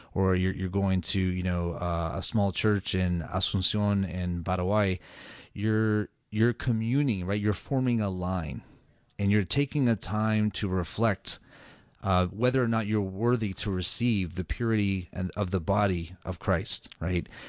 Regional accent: Atlanta, Georgia, United States; I was born and raised in Atlanta, Georgia

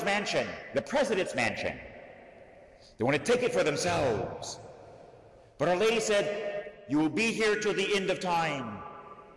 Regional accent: Florida, United States; I was raised in Florida, so I was a sailor as a teenager with sailboats

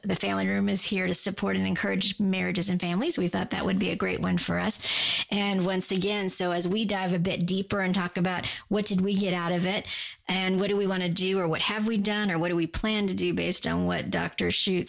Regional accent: Guam; I grew up on Guam. We use guys for everybody too.

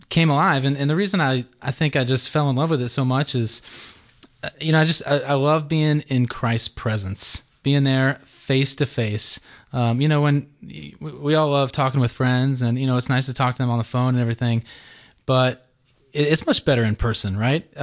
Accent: Georgia, United States; So um, uh, I grew up here in Georgia and I uh, went to St. Pius High School.

